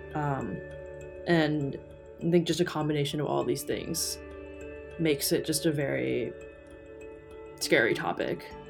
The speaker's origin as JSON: {"language": "English", "town": "St. Louis", "region": "Missouri", "country": "United States", "tie": "born or raised there", "said": "I was born in St. Louis, Missouri"}